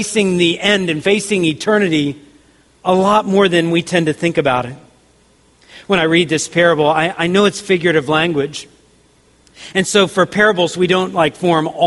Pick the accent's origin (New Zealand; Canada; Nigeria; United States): United States; the South; I grew up in the South, so I heard tons of country songs